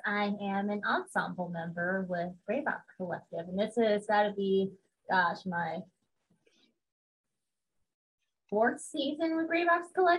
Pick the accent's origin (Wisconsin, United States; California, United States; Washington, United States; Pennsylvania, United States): California, United States; Los Angeles; I grew up in Los Angeles